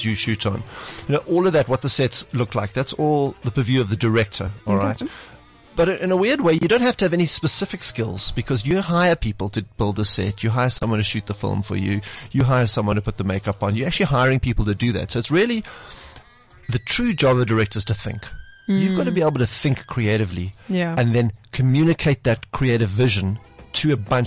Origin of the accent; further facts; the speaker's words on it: South Africa; as South African filmmakers